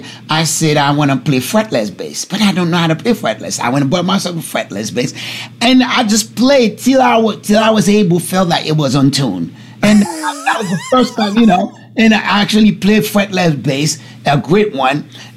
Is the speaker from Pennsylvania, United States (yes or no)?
no; East Orange, New Jersey, United States; also born or lived in Newark / Irvington; I grew up in East Orange, Newark, Irvington, that's where I grew up, New Jersey, you know?